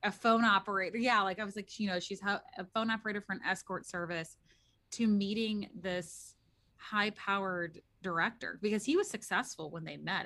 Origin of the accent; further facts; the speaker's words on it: St. Louis, Missouri, United States; I'm from Missouri